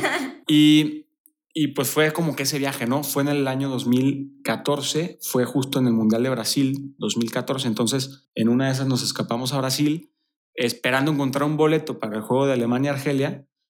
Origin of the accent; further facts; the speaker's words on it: Torreón, Coahuila, Mexico; moved away as an adult; now in Querétaro, Mexico; yo soy de Torreón, Coahuila